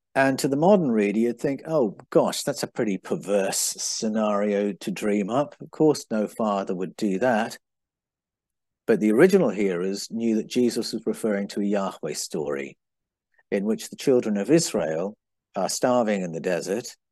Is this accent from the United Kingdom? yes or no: yes; England, United Kingdom; moved away; also born or lived in Brazil; When I was growing up in England